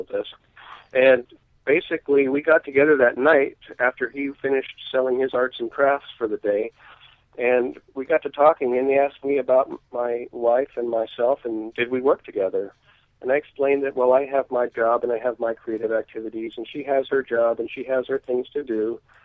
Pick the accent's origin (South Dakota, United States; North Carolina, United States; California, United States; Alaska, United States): Alaska, United States; my hometown in Alaska